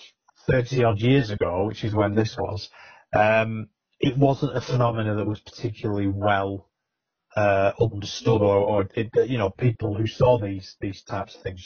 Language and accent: English; Accrington, North West England, United Kingdom; when I was growing up in Accrington